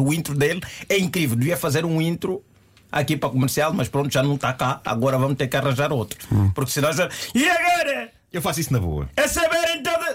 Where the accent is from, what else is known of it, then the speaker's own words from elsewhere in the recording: Sambizanga, Luanda Province, Angola; eu sou de Samizang